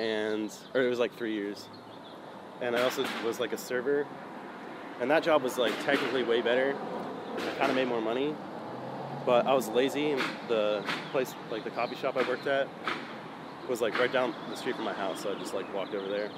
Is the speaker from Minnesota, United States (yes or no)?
no; San Jose, California, United States; I was born in San Jose, uh, grew up there